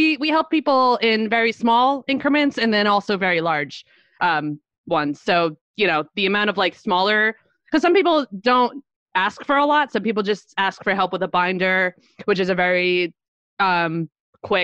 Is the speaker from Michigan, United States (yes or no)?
no; Little Falls, New Jersey, United States; born or raised there; now in Montclair, United States